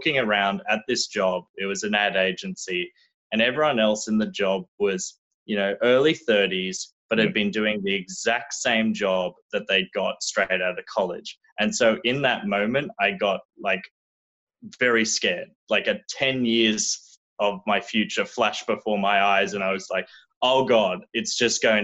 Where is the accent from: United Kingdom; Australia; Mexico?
Australia; moved away as an adult; now in Los Angeles, United States; So I was born and raised in Australia, did my whole schooling there, did my college degree there, moved to America after doing a couple of exchanges.